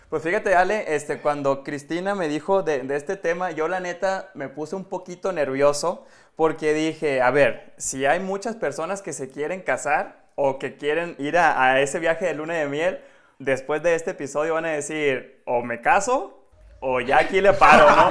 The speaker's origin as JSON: {"language": "Spanish", "town": "Concordia", "country": "Mexico", "said": "yo soy de Concordia, también del norte"}